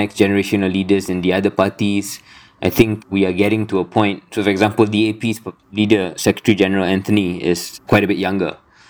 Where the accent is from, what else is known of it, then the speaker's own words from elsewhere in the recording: Malaysia; a Malaysian citizen's view, like myself.